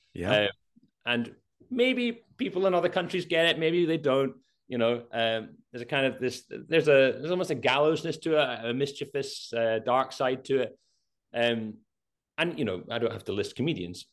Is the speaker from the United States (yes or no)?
no; Scotland, United Kingdom; We're Scottish